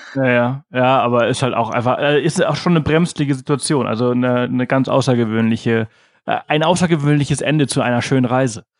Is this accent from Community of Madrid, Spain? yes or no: no; Mallorca, Balearic Islands, Spain; moved away; auf Mallorca, wo ich halt herkomme